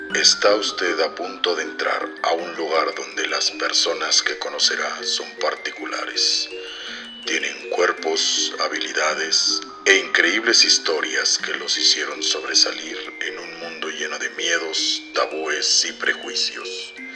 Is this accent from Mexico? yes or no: yes; Hidalgo del Parral, Chihuahua, Mexico; Somos los dos de Parral